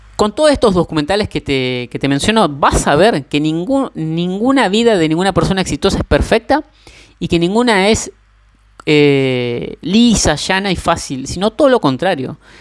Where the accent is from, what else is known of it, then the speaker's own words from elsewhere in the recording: Argentina; soy argentino